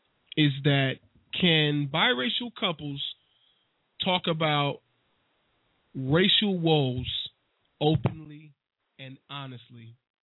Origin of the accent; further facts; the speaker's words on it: the South, United States; I'm from the South, too.